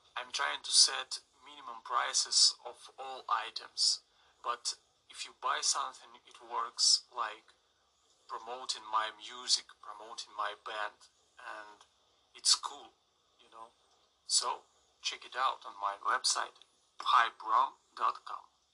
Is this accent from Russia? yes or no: yes; Russia; English is a second language; I'm from Russia